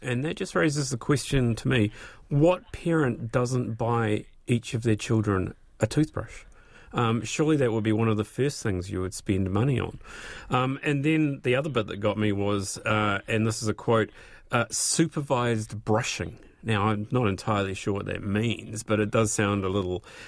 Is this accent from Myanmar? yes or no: no; Christchurch, Canterbury, New Zealand; accent: New Zealand; also born or lived in Scotland / England; I came over to New Zealand and went to primary school in Christchurch and got that beaten out of me pretty darn quickly. And now I have my New Zealand accent